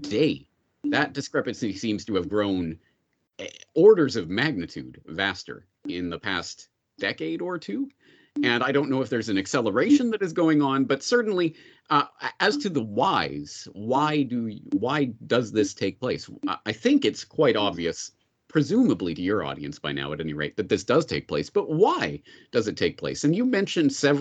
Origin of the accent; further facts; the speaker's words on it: Canada; growing up in Canada in the 1980s, 1990s